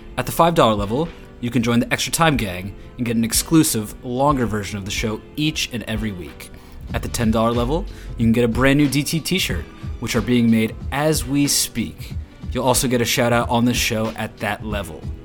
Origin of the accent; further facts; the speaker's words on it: United States; I'm an American